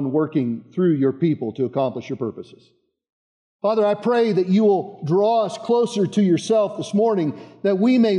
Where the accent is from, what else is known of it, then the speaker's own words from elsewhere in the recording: Boulder County, Colorado, United States; moved away as an adult; I grew up outside of Boulder in the east part of Boulder County.